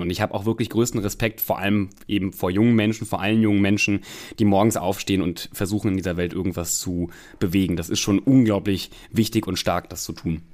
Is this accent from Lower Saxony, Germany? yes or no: no; North Rhine-Westphalia, Germany; moved away; also born or lived in Cologne; ich komme ja ähm, ursprünglich aus Nordrhein-Westfalen, habe lange in Köln gelebt